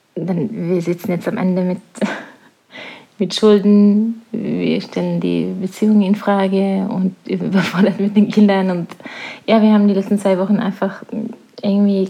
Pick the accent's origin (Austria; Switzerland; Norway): Norway; now in La Palma, Spain; Norwegen ist meine Heimat. Es wird immer meine Heimat sein